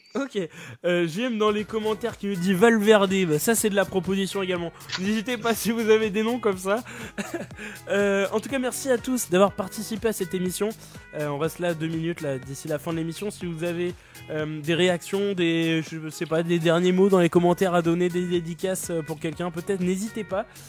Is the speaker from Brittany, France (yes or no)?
yes; Brest, Brittany, France; je, suis, né à Brest, d'accord. Mon père est brestois, ma famille est brestoise